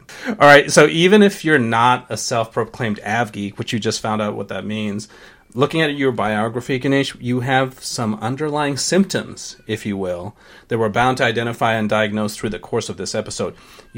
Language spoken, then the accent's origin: English; Sri Lanka; born there; So I was born in Sri Lanka. I go there all the time.